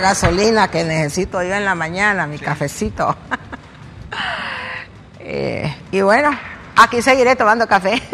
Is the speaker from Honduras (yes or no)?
yes; Honduras; soy hondureña